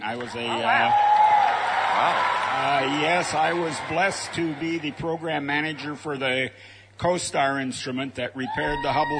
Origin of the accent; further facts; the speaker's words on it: Broomfield, Colorado, United States; I'm from Broomfield, Colorado.